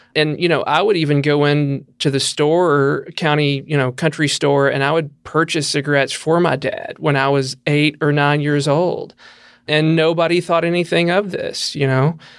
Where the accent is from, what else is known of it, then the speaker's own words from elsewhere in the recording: Tennessee, United States; now in Kentucky, United States; I'm from Tennessee, same there. We love to be outside. I grew up on a farm